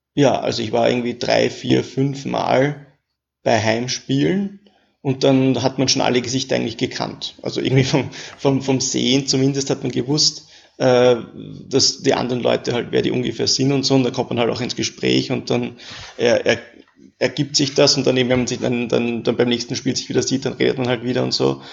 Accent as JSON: {"language": "German", "region": "Vienna", "country": "Austria", "also_born_or_lived": "Paris", "said": "ich wohne in Wien"}